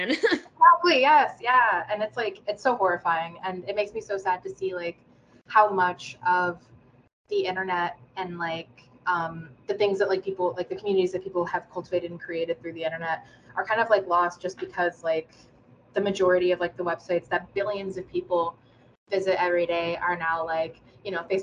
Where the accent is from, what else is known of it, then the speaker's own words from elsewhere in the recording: United States; shit that you just kind of like inherently learn by like being in the growing up in the United States.